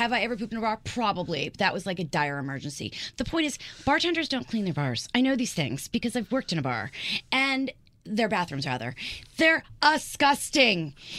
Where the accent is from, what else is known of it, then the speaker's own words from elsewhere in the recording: the South, United States; I'm from the South.